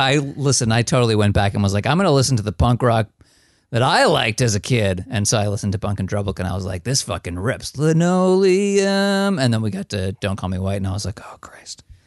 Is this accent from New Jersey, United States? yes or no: yes; one town over from Hackensack, New Jersey, United States; I grew up, like, one town over from hack and sack